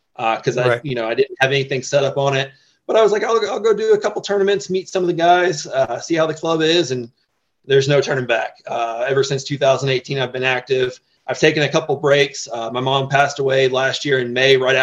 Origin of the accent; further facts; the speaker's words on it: Florida, United States; moved away as an adult; now in Colorado Springs, United States; growing up in Florida, I was constantly in boats